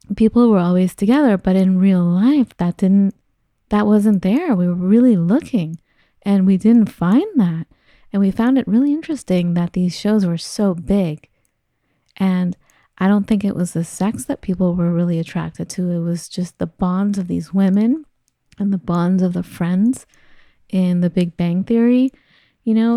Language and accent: English; Los Angeles, California, United States; moved away; I grew up in L